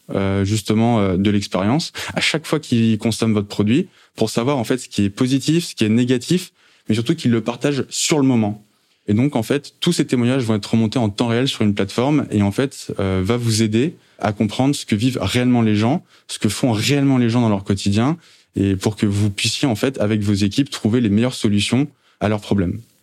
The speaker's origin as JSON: {"language": "French", "town": "Saint-Germain-en-Laye", "region": "Île-de-France", "country": "France", "tie": "born or raised there", "also_born_or_lived": "Maisons-Laffitte", "said": "je suis yvelinois euh, d'origine. Euh, j'ai grandi justement entre Maison-Lafitte et Saint-Germain-en-Laye"}